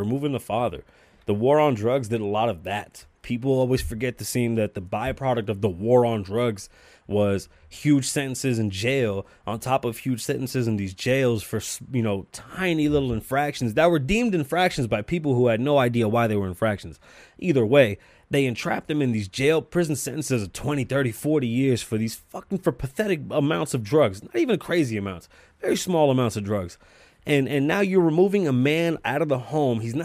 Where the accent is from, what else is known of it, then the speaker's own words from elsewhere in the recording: United States; as an American